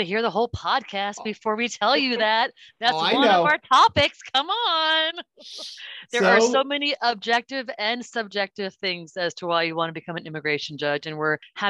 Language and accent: English; San Diego County, California, United States; moved away as an adult; also born or lived in Ohio; now in Chicago, United States; I was born and raised in San Diego County, and then I went to Ohio for law school, ended up there maybe 15 or so years in private practice